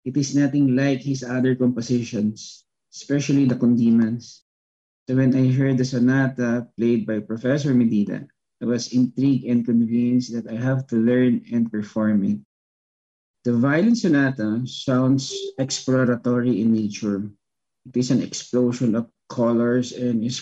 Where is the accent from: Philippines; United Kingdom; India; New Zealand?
Philippines; as a Filipino and as a Filipino violinist